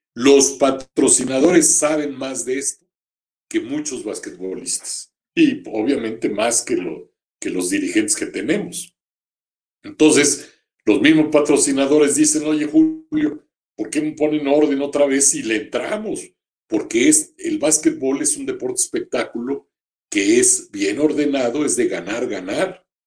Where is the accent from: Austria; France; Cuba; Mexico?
Mexico; nosotros somos mexicanos 125 aquí y 35 allá.